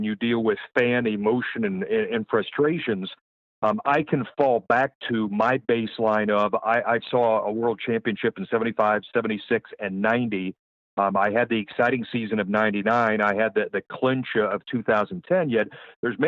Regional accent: Anderson Township, Ohio, United States; I grew up in Anderson Township

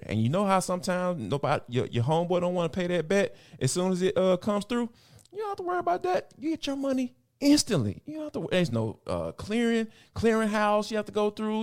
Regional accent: Atlanta, Georgia, United States; this is my hometown team

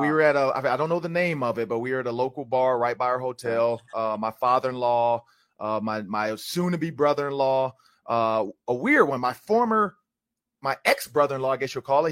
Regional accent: Detroit, Michigan, United States; now in Minnesota, United States; I'm from Detroit

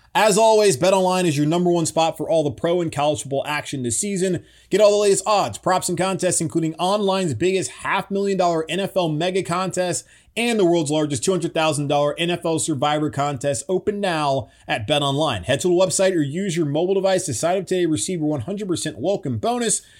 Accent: Charlotte, North Carolina, United States; my hometown of Charlotte, North Carolina

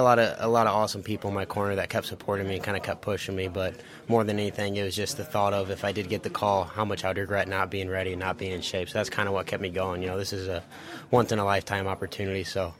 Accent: Fort Wayne, Indiana, United States; Well, I'm from Fort Wayne, Indiana, but my my dad and my grandpa grew up Bears fans

